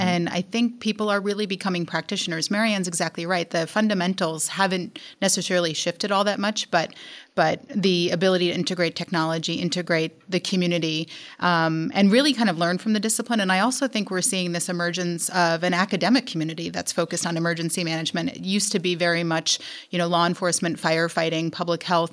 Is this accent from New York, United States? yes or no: yes; New York, United States; moved away as an adult; also born or lived in New Orleans, Louisiana; I'm originally from New York